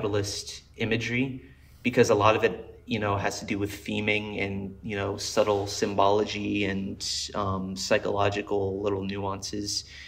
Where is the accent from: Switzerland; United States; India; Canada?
United States; Colorado; born there; I was born in Colorado, so this is driving around like in Colorado, like young as shit